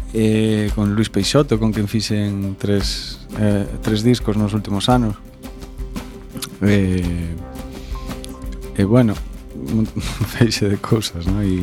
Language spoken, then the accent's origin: Galician; Ferrol, Galicia, Spain; now in Vigo, Spain; eu son un ferrolán son, Eu son un ferrolán que que un día marchei para o sur, para Vigo